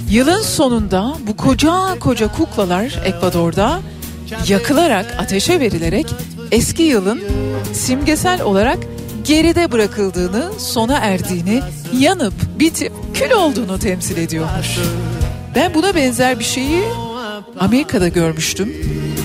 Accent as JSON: {"language": "Turkish", "region": "Ankara", "country": "Turkey", "tie": "born or raised there", "also_born_or_lived": "Adana", "moved": "yes", "lives_now": "Istanbul, Turkey", "said": "Ankara'da doğdum, büyüdüm."}